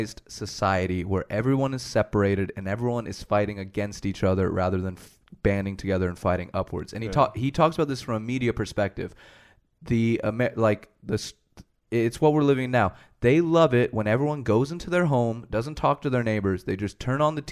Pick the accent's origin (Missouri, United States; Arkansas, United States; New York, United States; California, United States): California, United States; born or raised there; moved away as an adult; now in Sweden